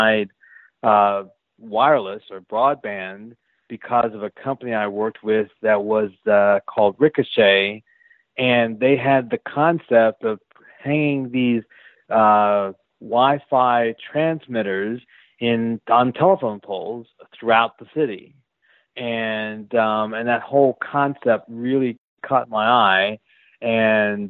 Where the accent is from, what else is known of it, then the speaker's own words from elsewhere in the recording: Philadelphia, Pennsylvania, United States; I'm from Philly